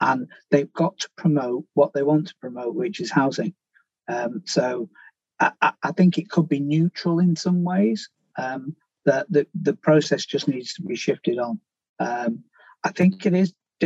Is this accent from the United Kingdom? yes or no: yes; Manchester, North West England, United Kingdom; My hometown of Manchester